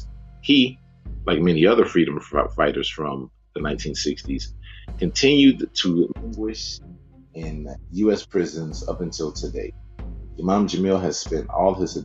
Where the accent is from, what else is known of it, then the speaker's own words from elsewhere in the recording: Atlanta, Georgia, United States; I'm from Atlanta.